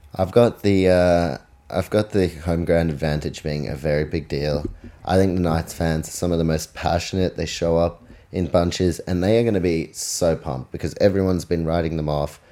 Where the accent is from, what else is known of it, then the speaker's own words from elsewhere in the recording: New Zealand; I'm from New Zealand